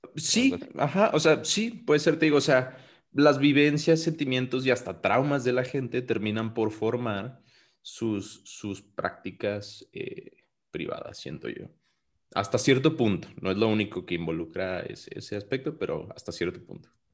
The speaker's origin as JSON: {"language": "Spanish", "country": "Mexico", "said": "nosotros somos mexicanos"}